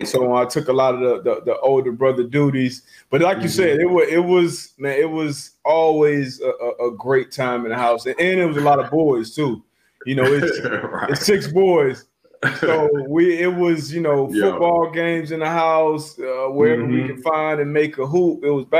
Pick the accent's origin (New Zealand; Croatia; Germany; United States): Germany; Frankfurt, Hesse; born there; Yeah, I was born in Germany.